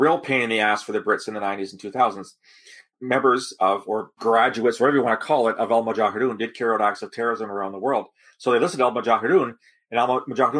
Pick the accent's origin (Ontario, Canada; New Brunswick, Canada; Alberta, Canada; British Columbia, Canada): Ontario, Canada; London; my hometown, London, Ontario